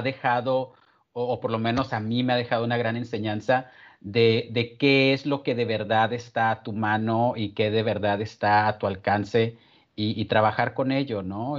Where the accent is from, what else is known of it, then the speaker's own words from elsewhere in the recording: San Agustín, Chihuahua, Mexico; also born or lived in Ciudad Juárez; vivo en, en, un pueblo que se llama San Agustín, que es el pueblo donde, donde crecí en realidad